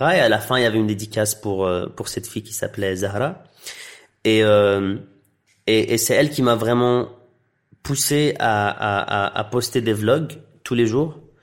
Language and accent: French; Tunisia; first language Arabic; French is a second language; moved away; also born or lived in Iraq / Belgium; je suis d'origine euh, irakienne. J'ai grandi en Tunisie, donc mon enfance était était en arabe. Puis j'ai transitionné en Belgique pendant 12 ans, donc français.